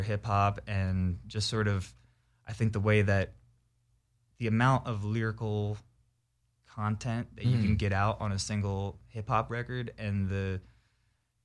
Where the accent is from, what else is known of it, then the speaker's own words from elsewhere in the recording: New Jersey, United States; I'm from South Jersey